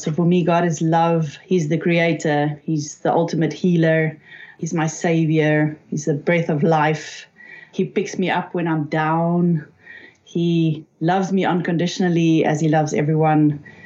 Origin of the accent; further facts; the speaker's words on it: South Africa; I'm from South Africa